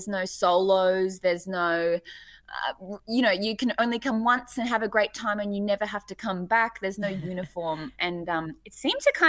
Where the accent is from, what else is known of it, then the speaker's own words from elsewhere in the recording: Hamilton, Waikato, New Zealand; now in Australia; I was born in Hamilton